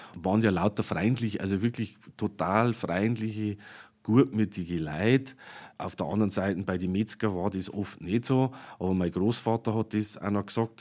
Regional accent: Hengersberg, Bavaria, Germany; bei uns in Niederbayern

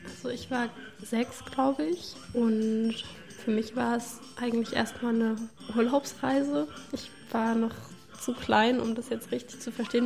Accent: Leipzig, Saxony, Germany; wenn ich dann sage Leipzig

